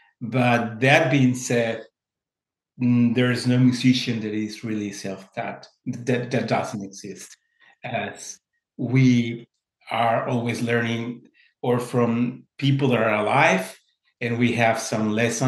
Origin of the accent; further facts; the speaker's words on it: Mexico; moved away; I was coming, I came from Mexico some few years ago.